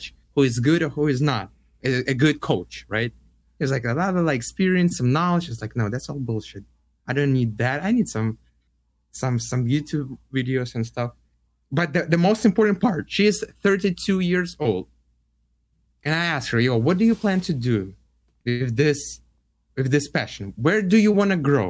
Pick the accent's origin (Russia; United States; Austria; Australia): Russia; moved away; I was like, Russia